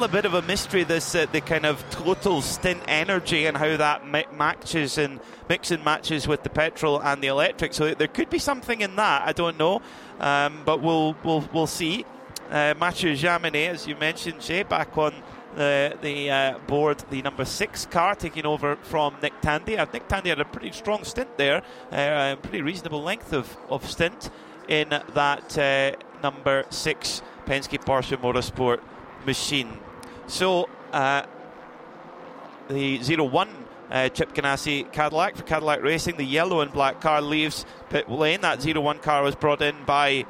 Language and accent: English; Scotland, United Kingdom; We call it a body warmer in Scotland